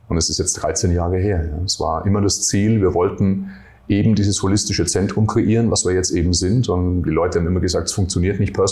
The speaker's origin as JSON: {"language": "German", "town": "Nuremberg", "region": "Bavaria", "country": "Germany", "said": "bin ja aus Nürnberg äh, ursprünglich, mit 17 Jahren äh, Fitnesstrainer geworden"}